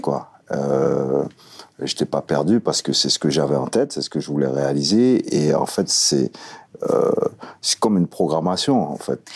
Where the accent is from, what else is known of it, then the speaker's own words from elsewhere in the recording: French Guiana; moved away as an adult; also born or lived in France; mes premiers souvenirs datent effectivement quand j'étais gamin en Guyane